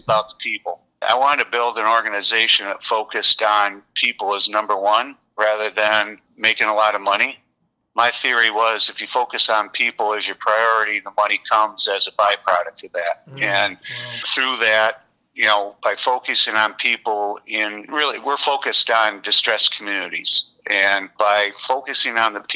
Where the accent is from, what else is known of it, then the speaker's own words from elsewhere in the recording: Kalamazoo, Michigan, United States; also born or lived in Lansing, Michigan; my hometown is in Kalamazoo